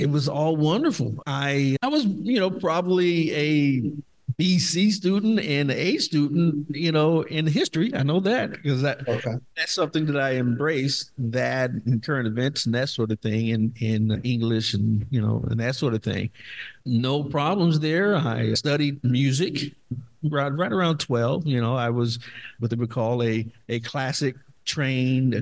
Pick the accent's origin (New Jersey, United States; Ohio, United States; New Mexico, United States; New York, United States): Ohio, United States; Dayton; I'm from Dayton, Ohio